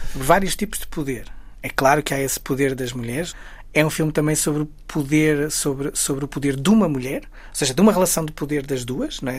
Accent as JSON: {"language": "Portuguese", "town": "Guimarães", "region": "Norte", "country": "Portugal", "tie": "born or raised there"}